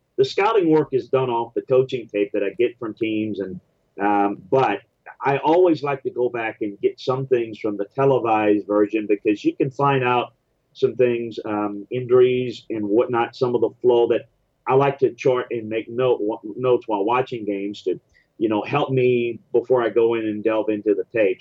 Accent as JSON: {"language": "English", "region": "Louisiana", "country": "United States", "also_born_or_lived": "Cleveland / Houston / Tennessee", "moved": "as an adult", "said": "I moved back in the early 2000s when my dad got sick and um, and it just back home to Louisiana"}